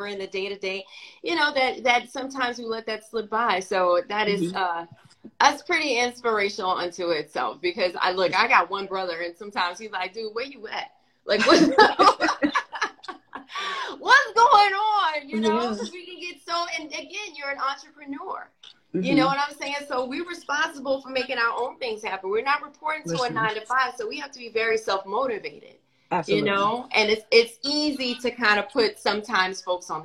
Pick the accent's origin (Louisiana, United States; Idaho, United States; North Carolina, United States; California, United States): Louisiana, United States; I'm from Louisiana, and it's always family first